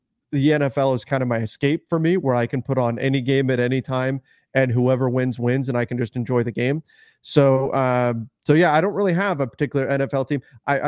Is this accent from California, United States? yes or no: yes; California, United States; But I grew up in Southern California without the Rams.